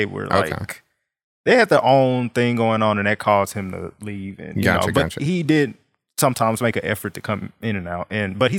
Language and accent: English; Dallas, Texas, United States; I grew up in Dallas, of course.